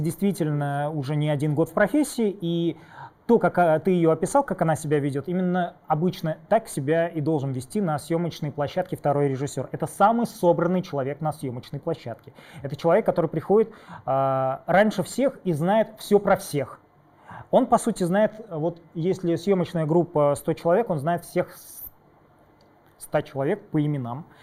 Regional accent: Tatarstan, Russia; я из, э, Татарстана

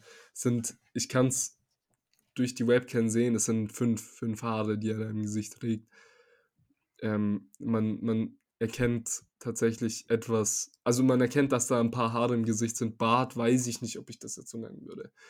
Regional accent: Serbia; now in Germany; ich komme ja aus Serbien jetzt nicht aus so einer ha Hauptstadt wie Belgrad oder so einer generell großen Stadt

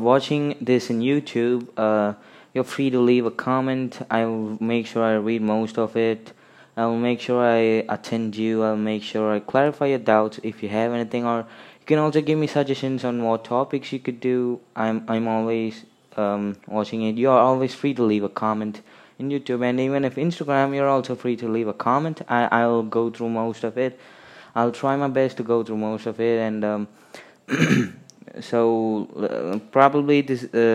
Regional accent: India; I'm from India

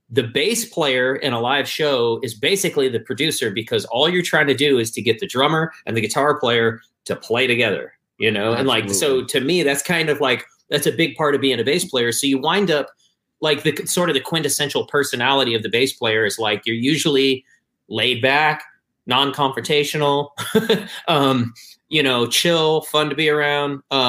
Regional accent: Michigan, United States; I'm from Michigan, so of course, like, the Detroit Motown scene was a big deal.

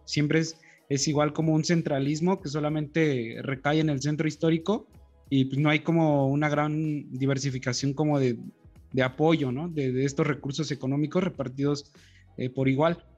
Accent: Oaxaca, Mexico; Aquí en mi pueblo

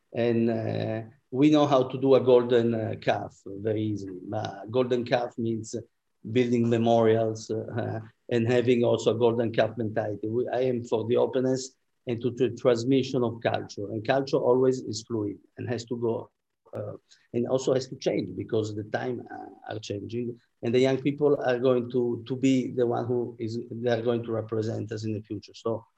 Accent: Antwerp, Flanders, Belgium; born there; I was born in Antwerp, as I told you, and you know, there they have the Flemish Bloc, which is a very anti-Semitic party.

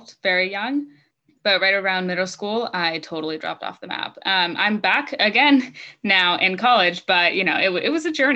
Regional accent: Utah, United States; I'm from Utah

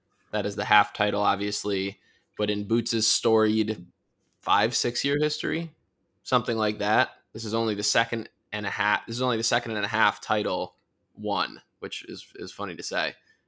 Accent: Chicago, Illinois, United States; Because I'm from Chicago, baby.

